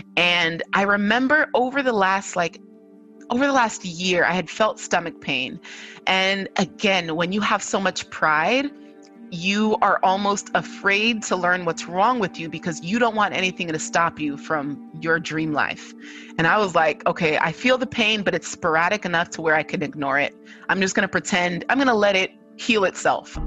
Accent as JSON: {"language": "English", "region": "California", "country": "United States", "tie": "born or raised there", "said": "I am a daughter of two Nigerian immigrant parents, but I was born and raised in California."}